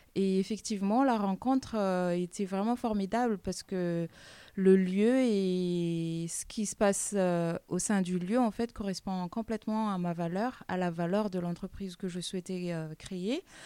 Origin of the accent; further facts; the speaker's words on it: Madagascar; now in France; je suis originaire de Madagascar.